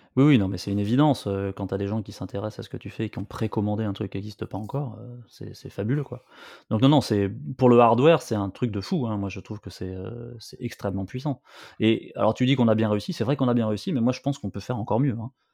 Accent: Bordeaux, Nouvelle-Aquitaine, France; je viens de Bordeaux, donc, tu vois, sur la côte

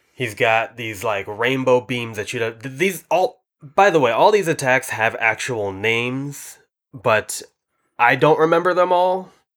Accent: United States; we are dumb American Godzilla fans

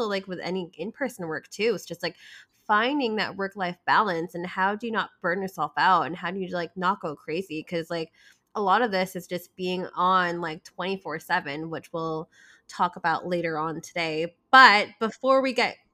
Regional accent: Philippines; Filipina here too

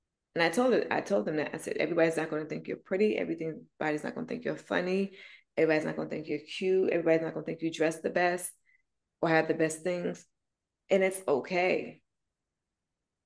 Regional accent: New Jersey, United States; moved away; I come from Jersey.

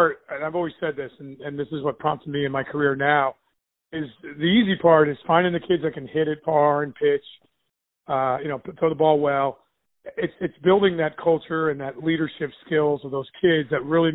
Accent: New Jersey, United States; moved away as an adult; I grew up in New Jersey, went to Kittatinny High School up in Sussex County

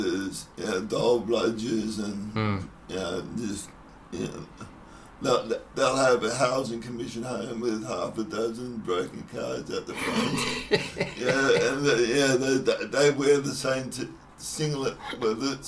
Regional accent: Sydney, New South Wales, Australia; now in Gold Coast, Australia; I was born in the Cronulla

